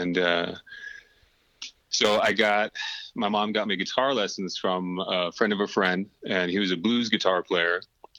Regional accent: Whidbey Island, Washington, United States; also born or lived in Norway / Tampa, Florida; And so I was born in Norway. We're over there for a couple of years. You know, I don't obviously don't remember it. But then the family moved back to Whidbey Island and spent some years there. And then the family moved to Tampa, Florida, spent some years there.

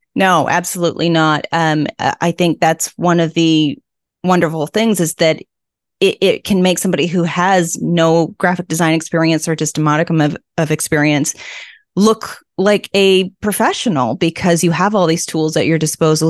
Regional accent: Vancouver, British Columbia, Canada; moved away as an adult; now in Prince Edward Island, Canada; raised in Vancouver

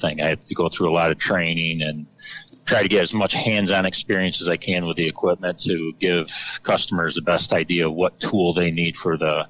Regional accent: New York, United States; as John said. I am from Central New York.

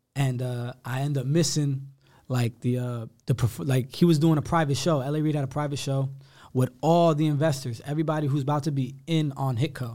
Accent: Somerville, New Jersey, United States; I grew up in Somerville. I grew up in Somerset County

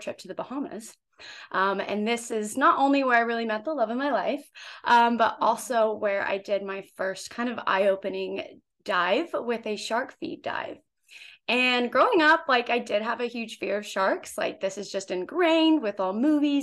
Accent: Oklahoma, United States; moved away; I am originally from Oklahoma. So a landlocked state, never grew up by the ocean

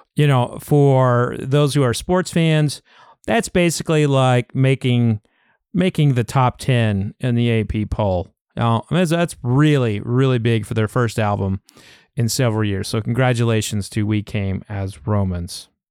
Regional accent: Oklahoma, United States; I grew up in Oklahoma

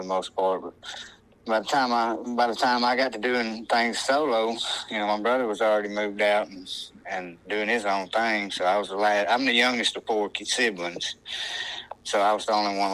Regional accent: Northwest Alabama, United States; I'm from Northwest Alabama

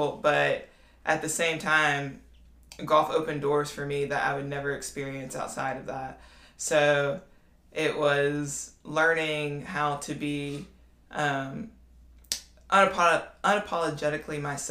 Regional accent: Ruston, Louisiana, United States; I'm from Ruston, Louisiana

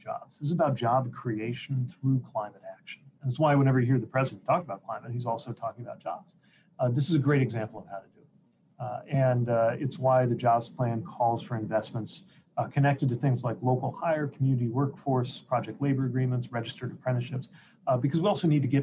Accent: South Bend, Indiana, United States; our recovery from it defines the life of my hometown to this day

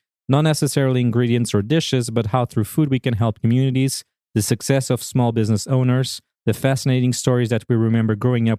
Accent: Portugal; moved away as an adult; now in Washington, D.C., United States; I am originally from Portugal and I've been living in the United States for the last 9 years.

